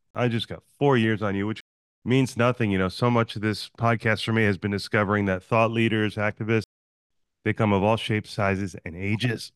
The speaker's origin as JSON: {"language": "English", "region": "New Jersey", "country": "United States", "moved": "yes", "lives_now": "San Diego, United States", "said": "I'm from New Jersey"}